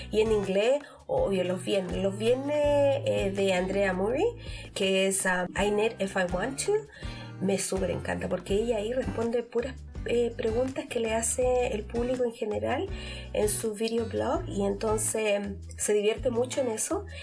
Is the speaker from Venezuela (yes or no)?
no; Chile; moved away; aunque yo soy chilena, hay algunos términos que por haber salido tan, hace tantos años de Chile, eh, no entiendo.